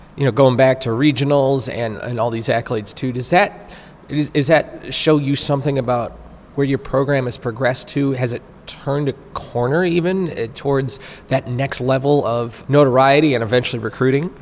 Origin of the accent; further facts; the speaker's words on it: Naperville, Illinois, United States; I'm from Naperville, Illinois